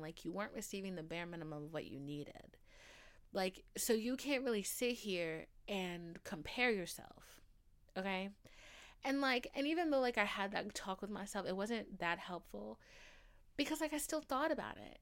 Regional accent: Atlanta, Georgia, United States; I'm from Atlanta.

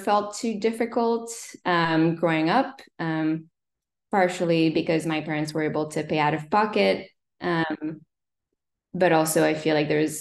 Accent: Montreal, Quebec, Canada; first language French; English is a second language; moved away as an adult; also born or lived in New York / Stanford; I grew up in Montreal, Canada. So I'm French Canadian, Québécoise, as we say. So my first language is French.

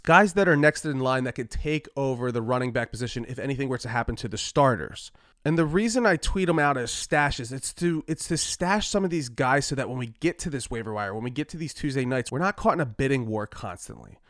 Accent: Philadelphia, Pennsylvania, United States; the Philadelphia Eagles, my hometown squad

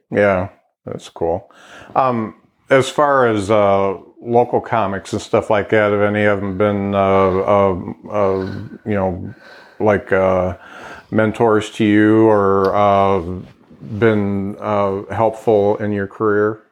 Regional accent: Lakeville, Indiana, United States; I moved to Lakeville when I was two, so that was 1966, and I grew up on Kenilworth Road, and so I went all through uh, grade school at Lakeville Grade School

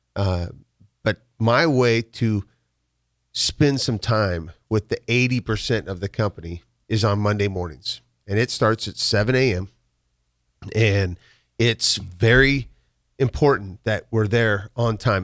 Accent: Waverly, Nebraska, United States; born or raised there; also born or lived in Chicago / California

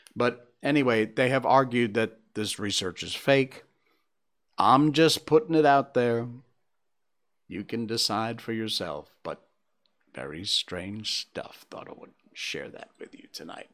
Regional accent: Cornwall, Connecticut, United States; my hometown of Cornwall, Connecticut, where we have four seasons

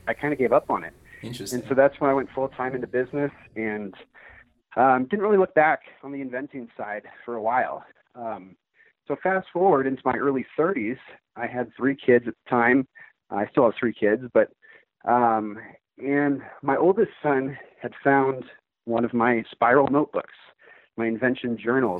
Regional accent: Seattle, Washington, United States; now in Arizona, United States; I grew up in Seattle, Washington.

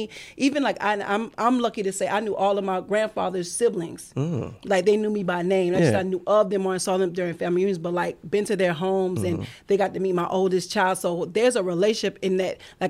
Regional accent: Pawleys Island, South Carolina, United States; Originally, Pawleys Island, South Carolina.

